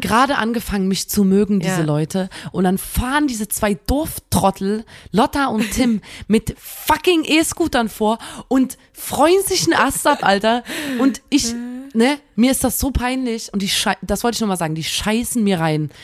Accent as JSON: {"language": "German", "town": "Chemnitz", "region": "Saxony", "country": "Germany", "said": "wir sagen in Chemnitz immer"}